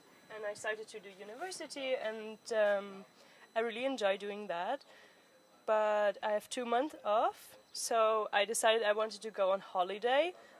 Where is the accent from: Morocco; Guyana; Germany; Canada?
Germany; Southern Germany; I'm from Germany. I'm from the south of Germany.